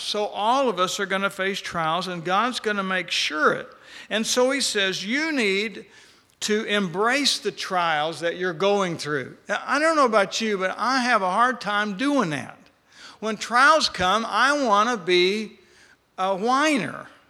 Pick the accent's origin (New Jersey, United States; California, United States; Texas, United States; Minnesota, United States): Texas, United States; West; I grew up in West Texas